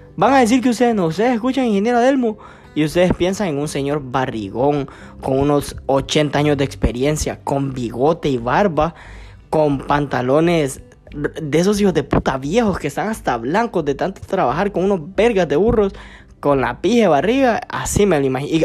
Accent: Gracias, Lempira, Honduras; yo soy de gracia el Empira

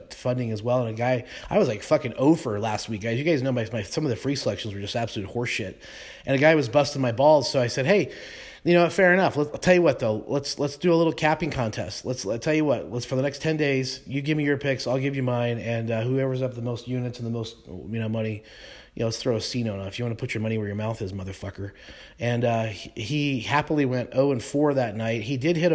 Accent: Colorado, United States; I was a kid growing up in Colorado

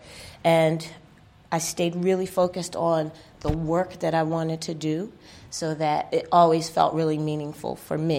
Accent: Philadelphia, Pennsylvania, United States; moved away as an adult; also born or lived in Germany; I grew up in Philadelphia, and I went to all school there, college in Philadelphia

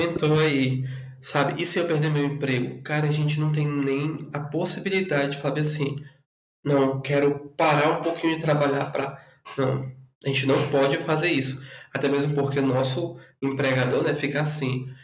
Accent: Porto Velho, Rondônia, Brazil; also born or lived in Rio Branco, Acre; now in São Paulo, Brazil; sou natural de Porto Velho, Rondônia, mas metade da minha vida morei em Porto Velho e a outra metade morei em Rio Branco, no Acre

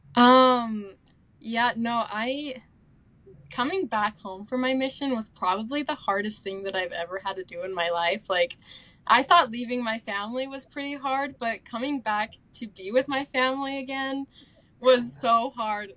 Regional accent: Tooele, Utah, United States; moved away as an adult; also born or lived in Spokane, Washington; now in Rexburg, United States; I'm from Tooele, Utah

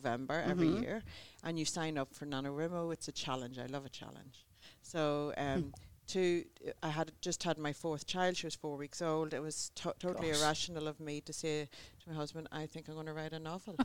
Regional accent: Ireland; moved away as an adult; also born or lived in Rockingham Beach, Australia; now in Rockingham, Australia; I come from Ireland here 14 years ago

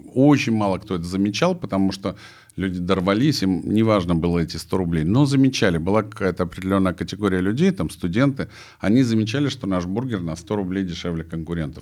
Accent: Sukhumi, Abkhazia, Georgia; moved away; я родился в Сухуме тоже на Черном море

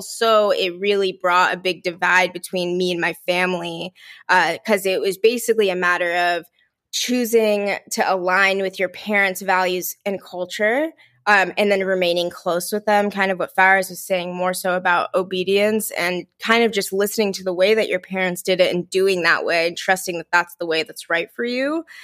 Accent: Mountain View, California, United States; I was born and raised in Mountain View

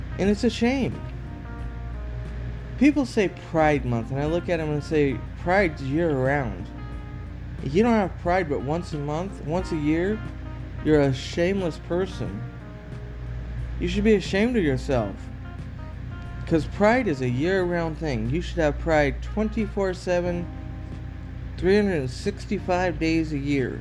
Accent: Oregon, United States; moved away; I'm from Oregon

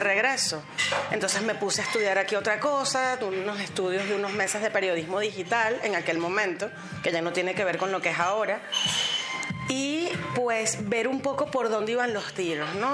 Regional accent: Caracas, Capital District, Venezuela; moved away as an adult; now in Madrid, Spain; soy de Caracas, Venezuela

